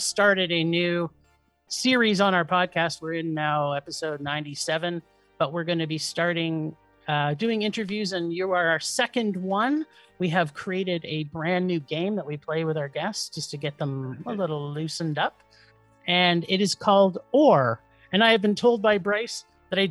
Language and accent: English; Canada; being Canadian